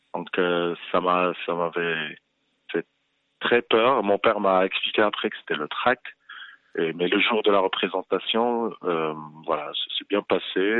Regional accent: Fez, Fès-Meknès, Morocco; also born or lived in Paris, France / Rabat, Morocco; now in Casablanca, Morocco; je venais de Fès

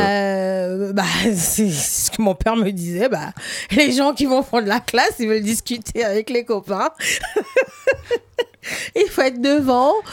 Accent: Littoral, Cameroon; moved away as an adult; now in France; j'ai grandi au Cameroun, je suis arrivée en France adulte

